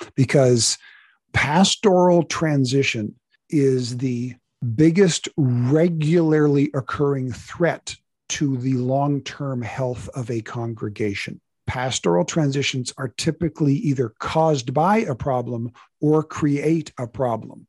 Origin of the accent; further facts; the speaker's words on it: United States; we are Americans